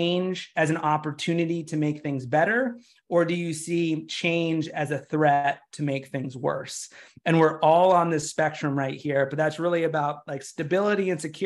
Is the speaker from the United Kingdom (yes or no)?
no; United States; I'm from the United States